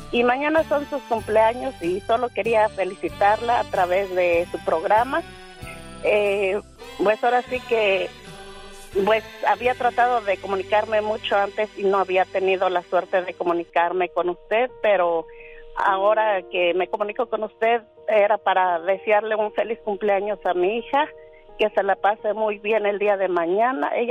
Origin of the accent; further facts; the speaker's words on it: Hidalgo, Mexico; Nosotros somos del estado de Hidalgo, mi esposo es del estado de Guanajuato.